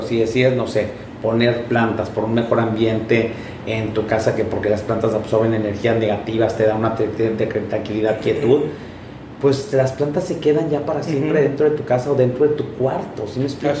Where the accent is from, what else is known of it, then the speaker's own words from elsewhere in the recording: Monterrey, Nuevo León, Mexico; also born or lived in Japan; La gente que somos de Monterrey